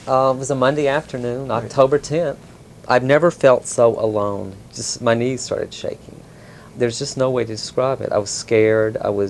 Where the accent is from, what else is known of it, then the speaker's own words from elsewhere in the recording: Mississippi, United States; I was the one from Mississippi.